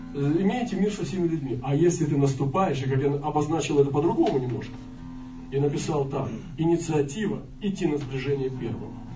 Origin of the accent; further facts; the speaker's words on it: Russia; мы были э, иностранцы, мы из России